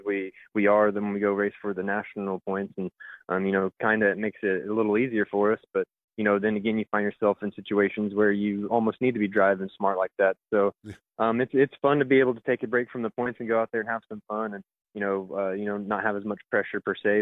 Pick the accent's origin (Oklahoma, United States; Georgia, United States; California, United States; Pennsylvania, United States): Oklahoma, United States; Creek County; in my hometown